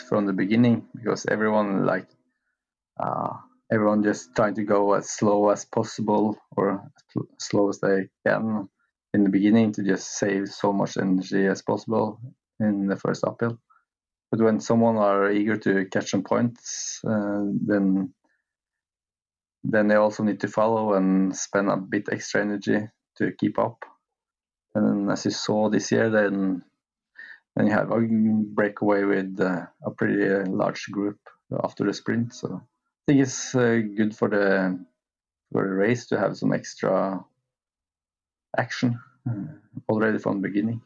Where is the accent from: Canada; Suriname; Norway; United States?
Norway; Lillehammer, Innlandet; where I have finished here in my hometown